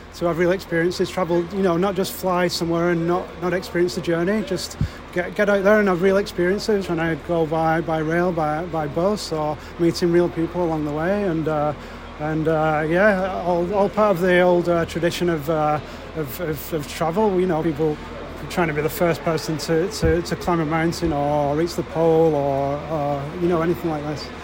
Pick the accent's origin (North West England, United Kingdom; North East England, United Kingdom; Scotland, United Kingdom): North West England, United Kingdom; Wigan; I'm from Wigan